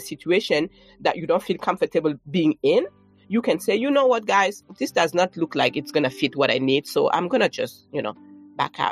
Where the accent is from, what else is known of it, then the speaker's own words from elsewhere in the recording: Burkina Faso; moved away as an adult; also born or lived in France / New York, United States; now in United States; Growing up in Burkina Faso.